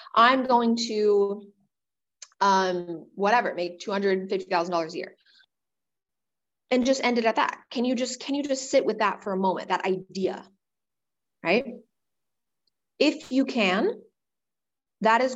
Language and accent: English; Wisconsin, United States; moved away as an adult; also born or lived in New York City; when I left my hometown when I was 18, and I moved across the country to New York City, to Manhattan, from my town of 600 people in Wisconsin